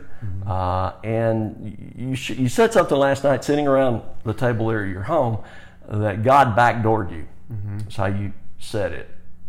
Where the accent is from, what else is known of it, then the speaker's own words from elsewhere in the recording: Alabama, United States; I was born in Alabama. I'm a Southerner by birth, but I'm a Westerner at heart.